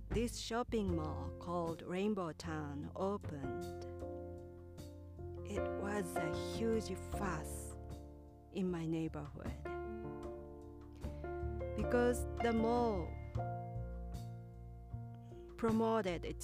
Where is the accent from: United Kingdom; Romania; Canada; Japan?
Japan; Kyoto; And my hometown was in Kyoto, that is the next city to Osaka.